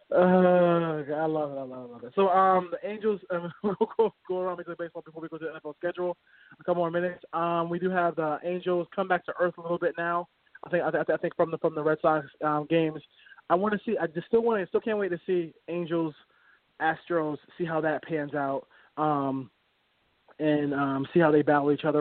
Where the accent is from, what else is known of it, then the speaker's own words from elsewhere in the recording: Jamaica; I'm Jamaican and I have a lot of family who lives in Jamaica